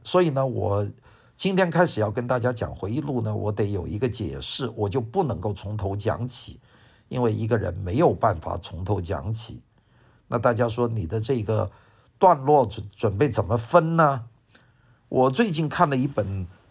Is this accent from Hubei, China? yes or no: yes; Wuhan, Hubei, China; accent: Wuhan accent; first language Cantonese; Chinese is a second language; also born or lived in Guangzhou, Guangdong, China; 因为小时候在广州，突然间整个广州的父母的这个学校突然间从广州搬到了武汉，所以我的生活的环境呢，就有一个从广州到武汉的一个巨大的变化